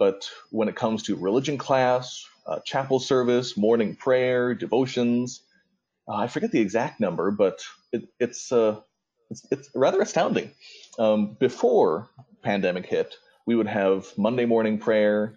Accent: DeKalb, Illinois, United States; now in Nashville, Illinois, United States; back when I grew up in northern Illinois, I'm from DeKalb, Illinois

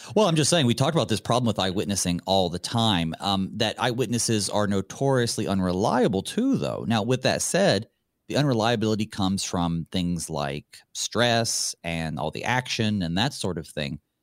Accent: the South, United States; I'm from the South

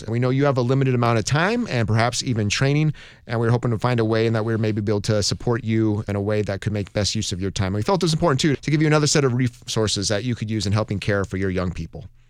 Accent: Montana, United States; I grew up in Montana

